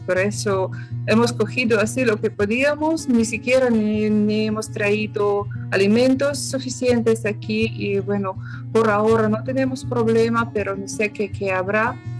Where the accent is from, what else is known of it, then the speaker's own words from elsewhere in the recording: Crimea, Ukraine; Spanish is a second language; moved away; soy de Crimea